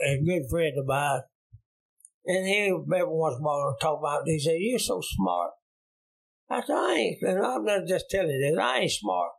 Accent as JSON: {"language": "English", "country": "United States", "tie": "born or raised there", "said": "I was raised up in Inslee."}